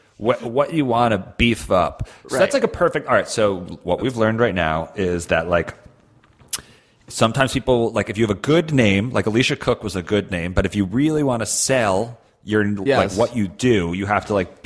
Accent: Long Island, New York, United States; I am a goon from Long Island

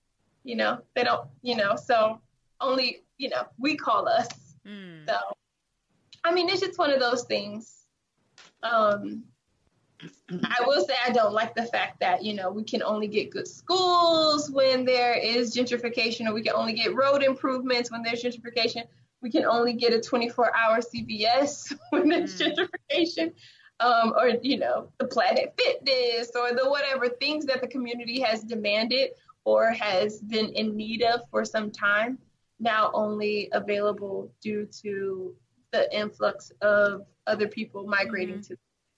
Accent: California, United States; I'm from California, I can't necessarily say that I could afford to go back and live in my home that I grew up in the Bay Area.

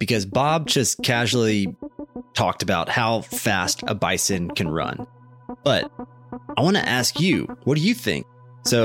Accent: Canada; I am Canadian and I only think in kilometers per hour.

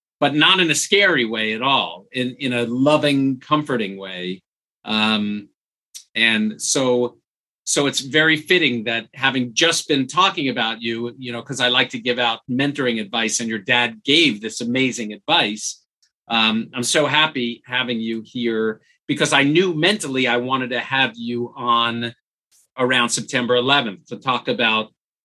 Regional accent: New York, United States; We grew up in a shtetl almost

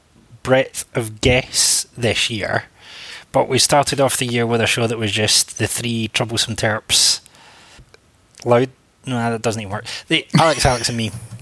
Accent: Scotland, United Kingdom; I tell people I'm a Scotsman and I'm teetotal

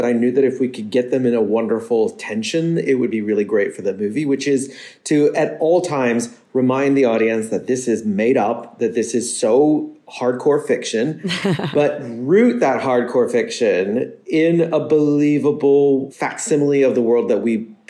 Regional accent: United States; now in England; as an American living in England

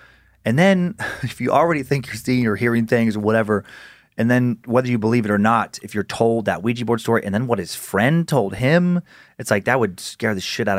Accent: Riggins, Idaho, United States; We didn't have any of those growing up around Riggins

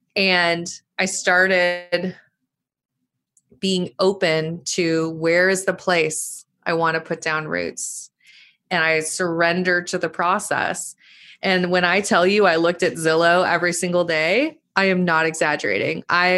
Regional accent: Montana, United States; I know all the women who came said they loved Bozeman, Montana. Shout out my home state.

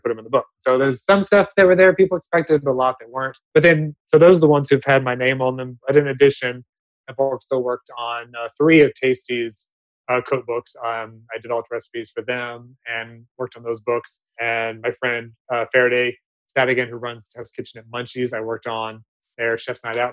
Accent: the South, United States; now in Los Angeles, United States; I'm from the South originally

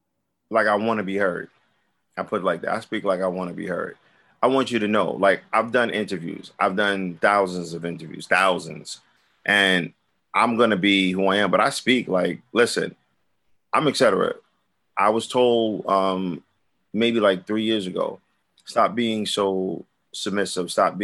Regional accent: Brooklyn, New York, United States; I'm from Brooklyn. We walk the way we walk every day, all day, no matter what character we in. It's just Brooklyn.

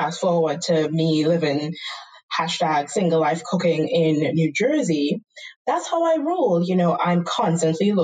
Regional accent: Trinidad & Tobago; accent: Trinidadian; moved away as an adult; now in United States; I am born and raised in Trinidad and Tobago.

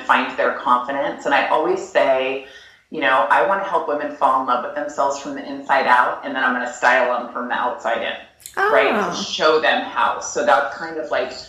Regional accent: Napa, California, United States; I grew up in Napa

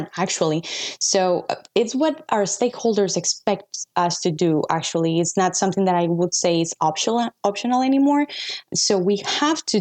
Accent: Costa Rica; I'm from Costa Rica.

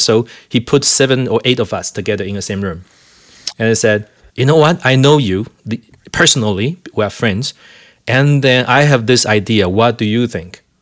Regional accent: Taiwan; now in Calgary, Canada; I'm from Taiwan

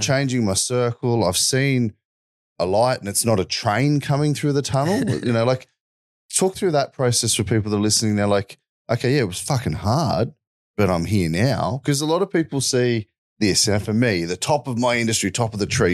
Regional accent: Wollongong, New South Wales, Australia; I grew up in Wollongong, south of Sydney

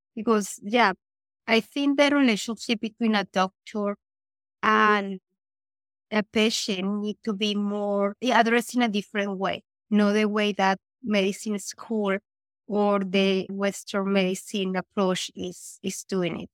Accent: Colombia; moved away as an adult; now in Vancouver, Canada; I was born in Colombia. I immigrated here in two thousand eleven

